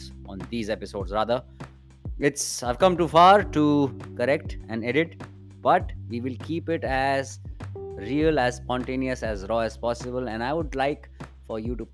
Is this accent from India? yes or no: yes; India; as an Indian creator